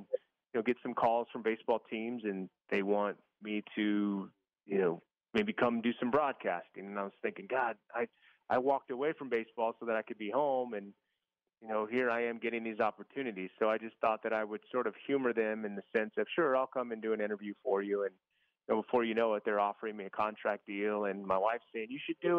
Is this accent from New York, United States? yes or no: no; East Bay area, Northern California, United States; I grew up in California, Northern California, in the East Bay area, like east of San Francisco, Oakland